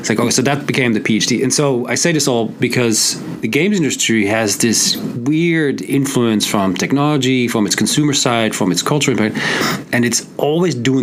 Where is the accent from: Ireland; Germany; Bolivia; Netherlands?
Netherlands; now in United States; I'm originally from the Netherlands. I moved to the US, back where I come from.